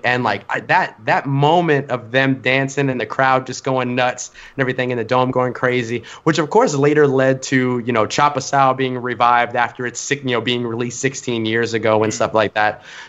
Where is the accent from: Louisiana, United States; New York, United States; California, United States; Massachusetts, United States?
Louisiana, United States; New Orleans; And y'all know I'm from New Orleans. I'm born and bred NOLA and everything